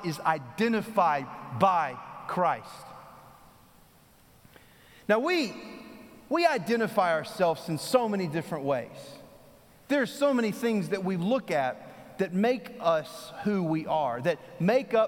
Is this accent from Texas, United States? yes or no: yes; Texas, United States; now in North Carolina, United States; I'm from Texas